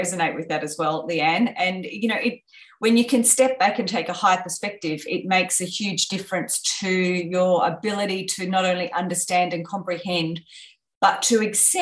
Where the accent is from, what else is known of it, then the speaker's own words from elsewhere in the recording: Australia; growing up in Australia where we have a very comfortable life